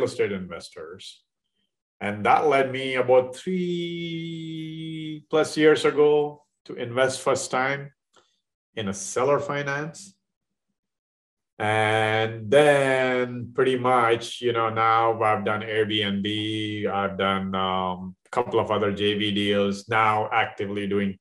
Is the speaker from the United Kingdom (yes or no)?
no; India; moved away as an adult; now in Dallas, United States; I'm in from India a long time ago, 30 years ago, a little over 30 years